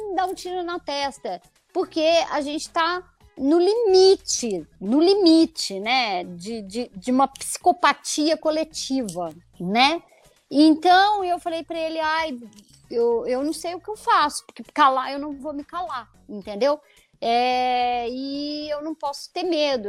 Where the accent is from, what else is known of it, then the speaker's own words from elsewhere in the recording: Conselheiro Lafaiete, Minas Gerais, Brazil; moved away as an adult; also born or lived in Belo Horizonte; now in São Paulo, Brazil; é a cidade onde eu nasci